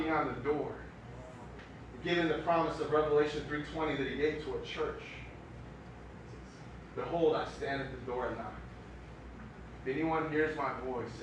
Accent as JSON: {"language": "English", "town": "Miami", "region": "Florida", "country": "United States", "tie": "born or raised there", "moved": "yes", "lives_now": "Chicago, United States", "said": "the streets I grew up on."}